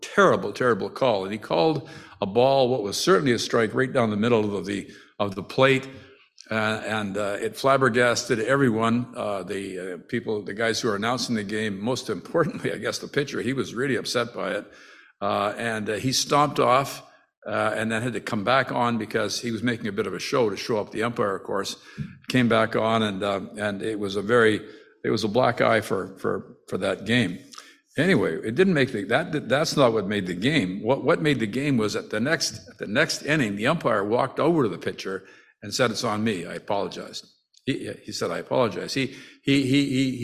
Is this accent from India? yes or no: no; Timmins, Ontario, Canada; I come from Timmins. I was born in Timmins